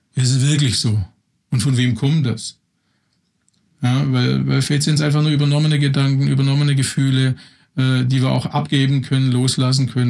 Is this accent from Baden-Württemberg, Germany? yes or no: yes; Swabian household, Baden-Württemberg, Germany; moved away as an adult; also born or lived in Berlin; ich komme aus einem erzkonservativen schwäbischen Haushalt, scharfe, scharfe Häuslebauer